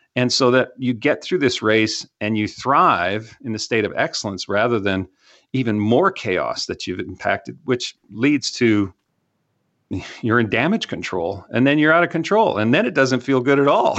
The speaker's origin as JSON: {"language": "English", "country": "Canada", "moved": "yes", "lives_now": "Texas, United States", "said": "I'm from Canada. I didn't know what a bottle rocket was until I moved down to Texas"}